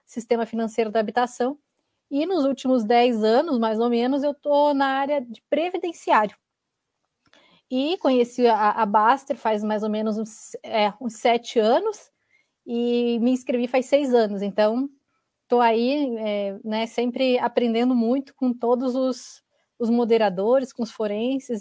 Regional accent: Santa Catarina, Brazil; now in Curitiba, Brazil; eu moro em Curitiba, sou catarinense

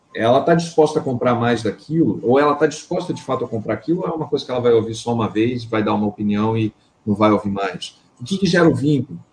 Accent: Campinas, São Paulo, Brazil; moved away as an adult; now in Rio de Janeiro, Brazil; eu sou originalmente de São Paulo, da cidade de Campinas. Em 2009 me mudei para o Rio

